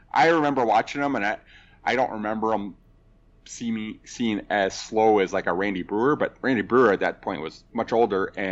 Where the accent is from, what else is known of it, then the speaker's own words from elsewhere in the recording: Kentucky, United States; Um, but yeah, I grew up in Kentucky.